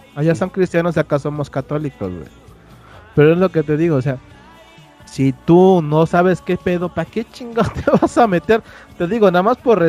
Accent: Oaxaca, Mexico; moved away; allá en Oaxaca somos muy devotos de la Virgen de Juquila

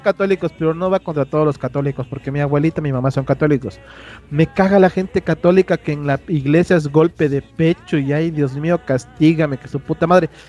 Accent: Oaxaca, Mexico; moved away; allá en Oaxaca somos muy devotos de la Virgen de Juquila

